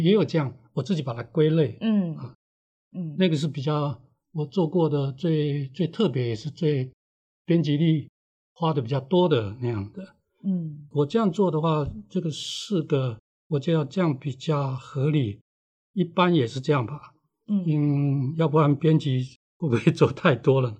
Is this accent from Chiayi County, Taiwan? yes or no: no; Hualien County, Taiwan; 我小时候住在电厂的宿舍里面，嗯。在山里面这样